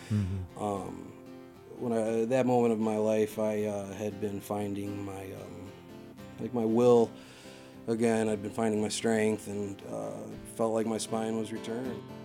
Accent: Massachusetts, United States; house I grew up in out in Achusetts

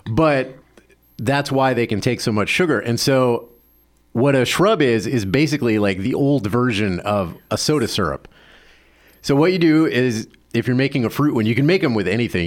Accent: the South, United States; moved away; I grew up in the South and it wasn't a common thing.

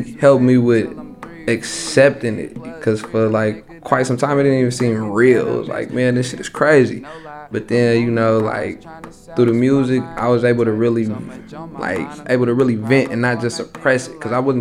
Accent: Oakland, California, United States; I'm from Oakland, and like, people get killed all the time

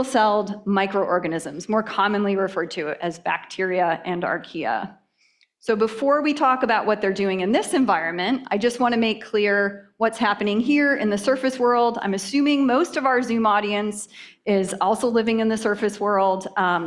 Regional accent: Ohio, United States; moved away; I grew up in Ohio.

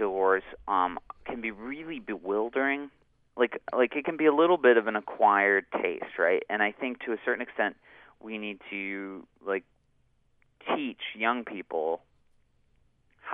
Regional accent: Mendocino, California, United States; also born or lived in Albion, California; now in Salt Lake City, United States; I grew up in Mendocino, in part in a little house in Albion

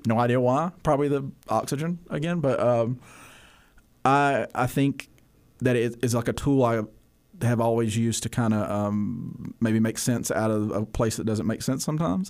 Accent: Bethel, Cullman County, Alabama, United States; I grew up in a community called Bethel, so I, I went K through twelve at a school called West Point High School

